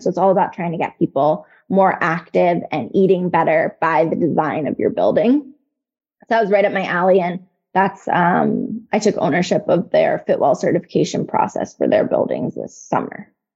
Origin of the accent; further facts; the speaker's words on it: Northern Virginia, United States; also born or lived in Nashville, Tennessee; now in Charlottesville, United States; I'm from Northern Virginia